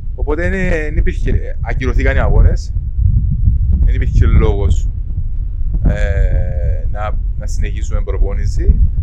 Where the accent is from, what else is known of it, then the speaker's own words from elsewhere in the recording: Cyprus; moved away as an adult; Έφυγα από την Κύπρο πριν 16 χρόνια